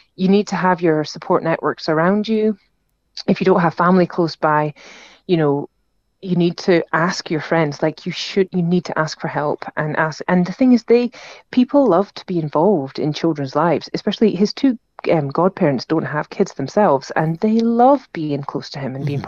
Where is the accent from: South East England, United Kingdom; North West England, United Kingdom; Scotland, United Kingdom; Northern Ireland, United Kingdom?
Scotland, United Kingdom; Aberdeen; now in Edinburgh, United Kingdom; I'm from Aberdeen, came home from Aberdeen